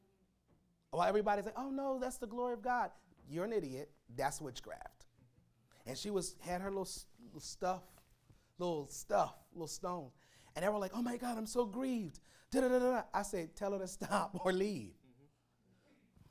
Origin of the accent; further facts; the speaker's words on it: Pennsylvania, United States; moved away; My hometown back in Pennsylvania